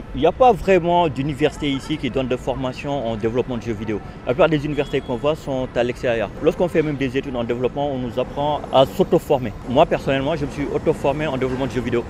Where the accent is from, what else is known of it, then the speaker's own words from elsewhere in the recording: Burkina Faso; moved away as an adult; Je vous parle depuis Ouaradougou au Burkina, euh, mon pays natal